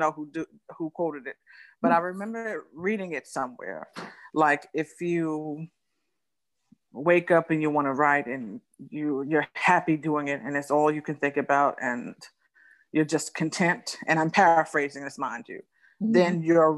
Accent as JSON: {"language": "English", "town": "New York City", "region": "New York", "country": "United States", "tie": "born or raised there", "said": "I'm born and raised in Brooklyn, New York, where I currently reside."}